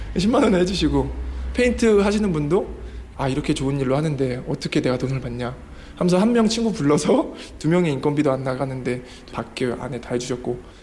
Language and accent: Korean; South Korea